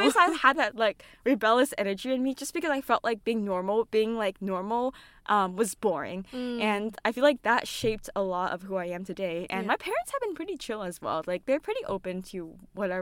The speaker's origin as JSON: {"language": "English", "area": "San Francisco Bay Area", "region": "California", "country": "United States", "tie": "born or raised there", "said": "I was born and raised in the U.S., in California, San Francisco Bay Area."}